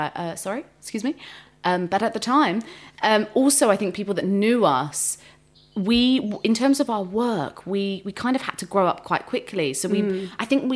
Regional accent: Hounslow, London, United Kingdom; also born or lived in Ilford; I grew up in Hounslow and then we moved to Ilford.

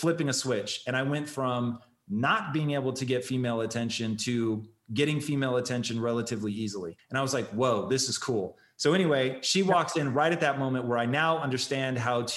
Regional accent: Tacoma, Washington, United States; I grew up in Tacoma

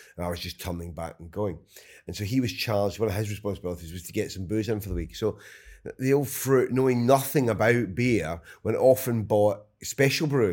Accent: Scotland, United Kingdom; I'm Scottish

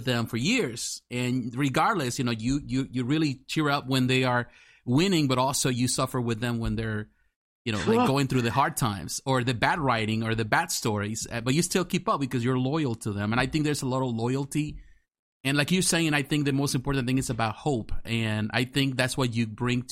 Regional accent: Mexico; moved away; growing up in Mexico

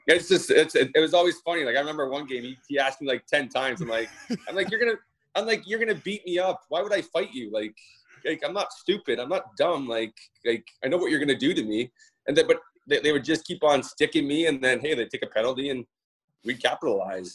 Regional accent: Toronto, Ontario, Canada; So I grew up in uh, Toronto, Ontario. Well, Mimico, but uh, just a little a little community inside Toronto

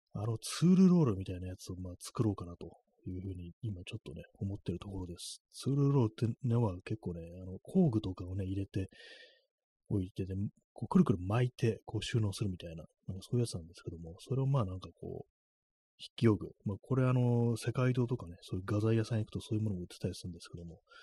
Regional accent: Kanto, Japan; 関東の人間だから

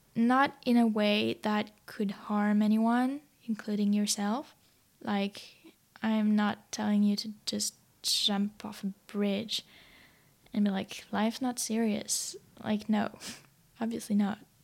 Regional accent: France; English is a second language; moved away as an adult; now in Sydney, Australia; I'm French.

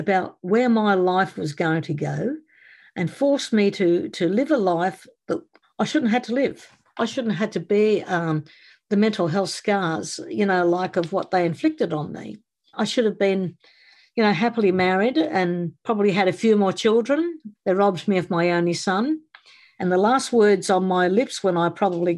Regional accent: Townsville, Queensland, Australia; also born or lived in East End, London, United Kingdom; And I came to Australia, 10-pound pom, and I was 9 years old when I arrived in Townsville

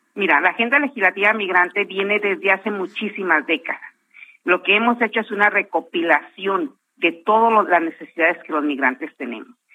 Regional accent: Jalisco, Mexico; now in United States; gente de Jalisco, donde yo soy oriunda

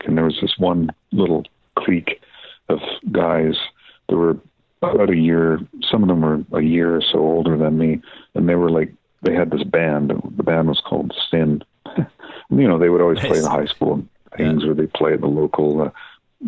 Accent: Deep River, Ontario, Canada; I grew up in a town in Ontario, about literally sort of halfway between Ottawa and North Bay on Highway 17, called Deep River

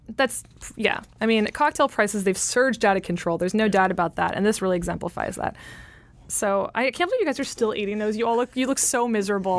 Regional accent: California, United States; I'm from California

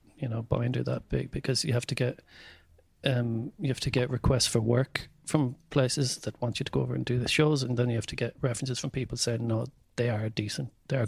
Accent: County Mayo, Ireland; I was like, I'm from Mayo.

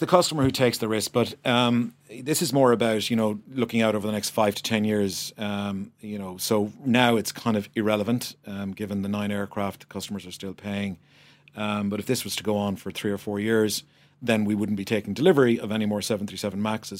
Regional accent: Ireland; But as an Irish person, a person who believes passionately in the country

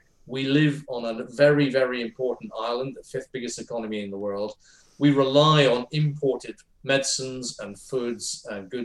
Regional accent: Edinburgh, Scotland, United Kingdom; she would have been my MP for where I grew up in Edinburgh

